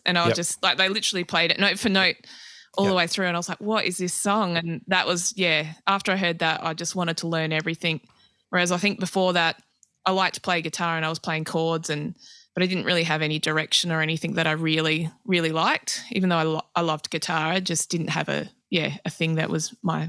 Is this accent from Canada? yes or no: no; Adelaide, South Australia, Australia; also born or lived in Tasmania / New South Wales; Yeah, I've sort of grown up all over, really. But, I was born in Tassie. My mum's family's all from Launceston. And we moved to northern New South Wales when I was about 3 till 10, and then from Adelaide after that.